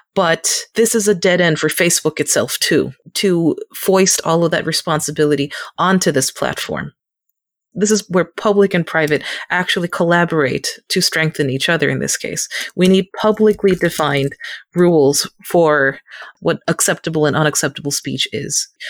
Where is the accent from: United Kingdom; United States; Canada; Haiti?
United States; as an Asian American. Second, as an American